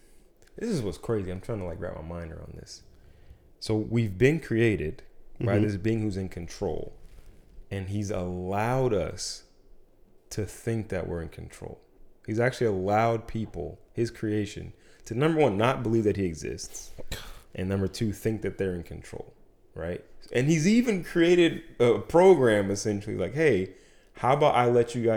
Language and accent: English; United States